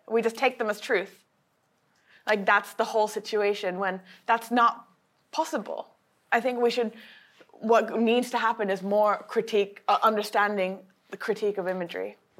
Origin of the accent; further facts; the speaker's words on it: Japan; I was raised in Japan